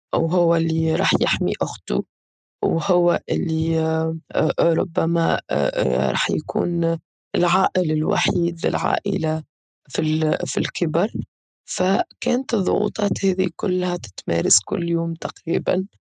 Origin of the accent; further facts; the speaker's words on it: Tunisia; كتونسيين في تونس